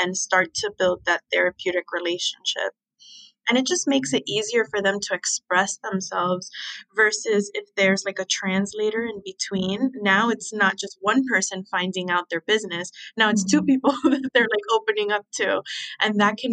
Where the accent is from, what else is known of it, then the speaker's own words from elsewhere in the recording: Miami, Florida, United States; moved away; also born or lived in Philadelphia; I was so lucky to grow up in Miami. Like, that's my hometown.